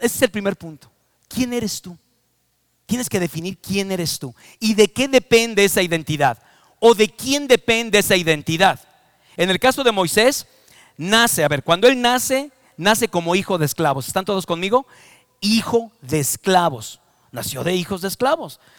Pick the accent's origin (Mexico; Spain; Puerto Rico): Mexico; Yo soy mexicano por adopción, por nacimiento, por todas las maneras y formas. Nací en México, amo a mi país